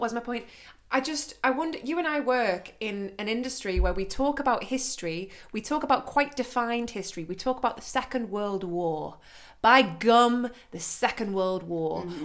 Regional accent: United Kingdom; now in Germany; being British

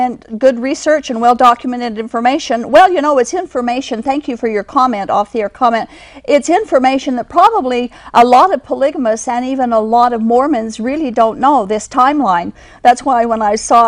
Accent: Kingston polygamy group, Utah, United States; I was born and raised in the Kingston polygamy group

